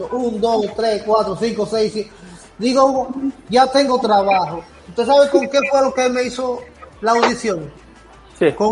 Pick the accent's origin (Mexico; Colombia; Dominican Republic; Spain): Dominican Republic; Puerto Plata; Y yo vengo de Puerto Plata, que lo que era caminar, ocho para acá, cuatro para acá